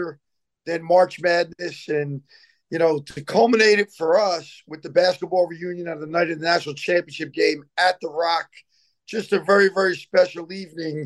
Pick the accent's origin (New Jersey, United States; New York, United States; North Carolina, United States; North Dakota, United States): New Jersey, United States; Verona; growing up in Verona, competing against guys from Cedar Grove and Caldwell and Essex Fells at West